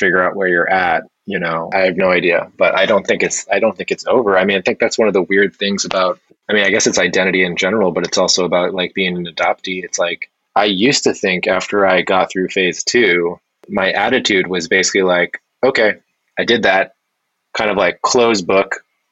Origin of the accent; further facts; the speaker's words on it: New Hampshire, United States; moved away as an adult; also born or lived in Philadelphia / Seoul, South Korea; I grew up in New Hampshire